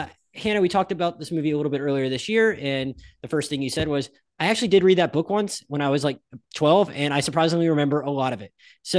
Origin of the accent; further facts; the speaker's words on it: Pensacola, Florida, United States; I grew up in Pensacola, Florida, and I literally went to school and at some point in high school, we were literally given abstinence cards.